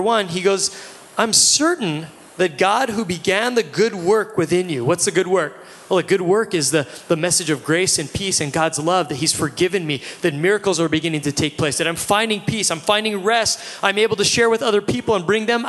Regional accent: Hawaii, United States; we're all kids from Hawaii

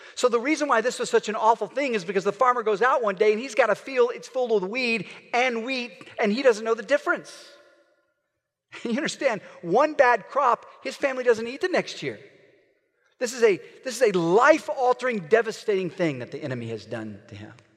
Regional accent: Oklahoma, United States; I'm from Oklahoma

